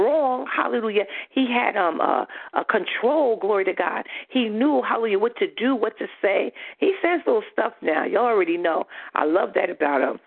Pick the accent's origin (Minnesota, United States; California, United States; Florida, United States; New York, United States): New York, United States; I'm from New York